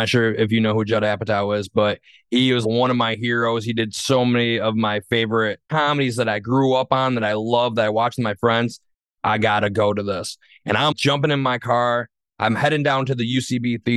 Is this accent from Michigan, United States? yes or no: yes; Saginaw, Michigan, United States; I'm from Saginaw